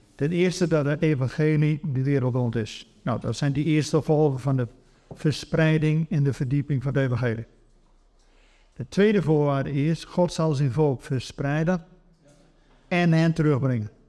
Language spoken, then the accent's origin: Dutch; Netherlands; wij Nederlanders